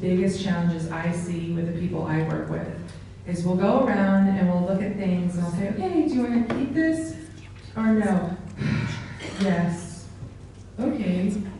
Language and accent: English; Kansas, United States; So I lived in Kansas. I was born in Kansas, and I had a neighbor, Mrs. Crumbaker